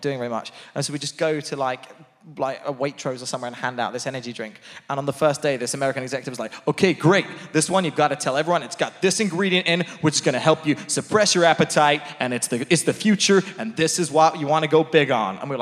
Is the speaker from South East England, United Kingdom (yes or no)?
yes; Portsmouth, South East England, United Kingdom; I was from Portsmouth